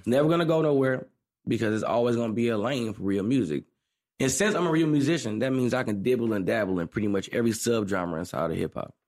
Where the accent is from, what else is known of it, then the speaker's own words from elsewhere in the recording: St. Louis, Missouri, United States; I'm from Saint Louis, Missouri.